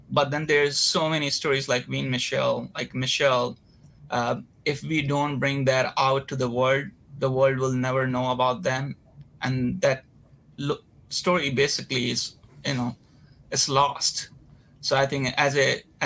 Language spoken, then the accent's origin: English; Varanasi, Uttar Pradesh, India; moved away as an adult; now in Los Angeles, United States; I'm Indian. I was born and raised in a small town, not as very small, but it's a place called Varanasi